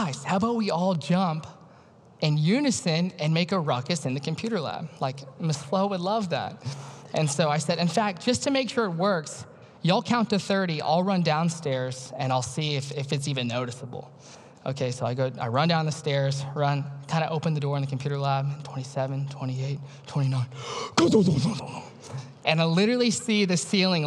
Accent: Louisiana, United States; moved away as an adult; I was born and raised in Louisiana, way down south

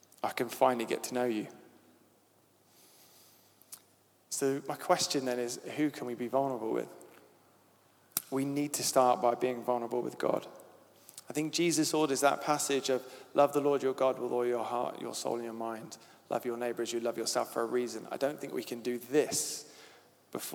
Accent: Devon, South West England, United Kingdom; accent: Devon; My Devon accent

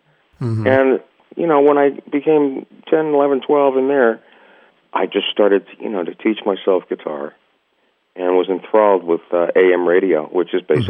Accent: Miami, Florida, United States; also born or lived in New York; my folks, we moved from New York, I think when I was four, to Miami.

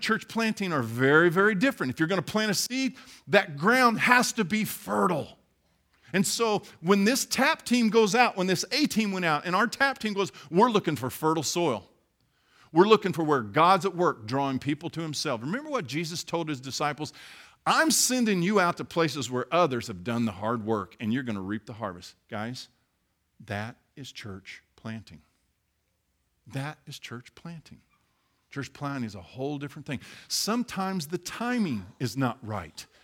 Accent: Midwest, United States; I grew up in the Midwest and I worked on farms

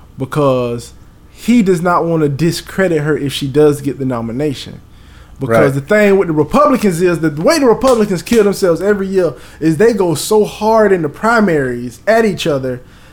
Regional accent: the South, United States; Because we're from the South, so we're by nature conservative people.

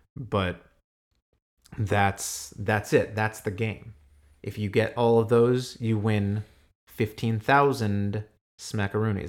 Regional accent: United States; I'm American.

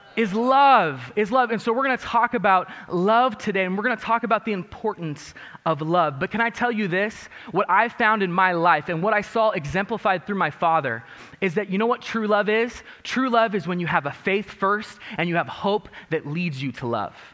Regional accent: Mojave, California, United States; also born or lived in Lancaster, California; where I grew up in my hometown of Mojave

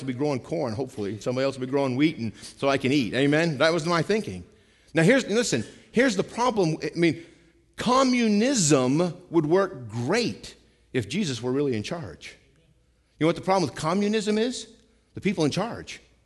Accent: Vermont, United States; where I grew up in Vermont

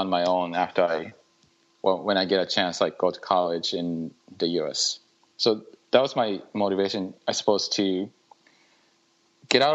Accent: Muroran, Hokkaido, Japan; moved away as an adult; also born or lived in Michigan / Syracuse / Los Angeles; Born and raised in Japan. I was raised in a city called Muroran in Hokkaido

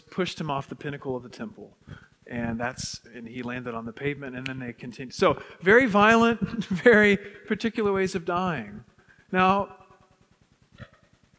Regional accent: West Texas, United States; where I grew up in West Texas

